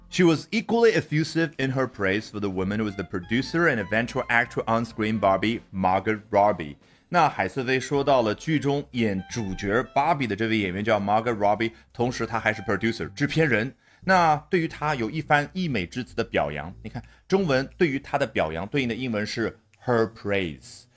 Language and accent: Chinese; China; 我们中国人